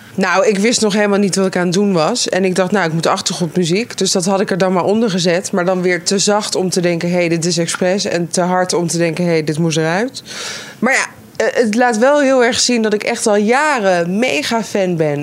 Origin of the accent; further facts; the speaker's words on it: Netherlands; We, we zijn Nederlanders